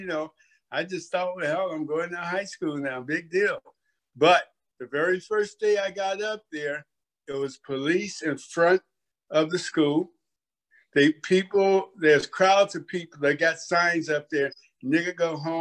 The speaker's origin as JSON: {"language": "English", "town": "Oakland", "region": "California", "country": "United States", "tie": "born or raised there", "said": "I grew up in Oak Town. Everybody knows it as Oakland"}